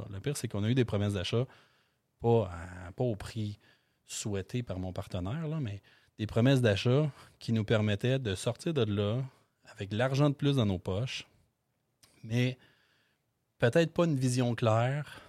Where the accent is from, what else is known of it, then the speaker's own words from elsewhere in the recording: Beloeil, Quebec, Canada; je viens de Belleuil